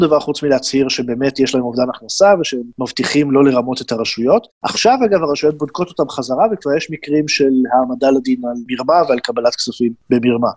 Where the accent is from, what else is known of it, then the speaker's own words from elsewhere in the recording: Israel; now in Berlin, Germany; בתור ישראלי שגר בגרמניה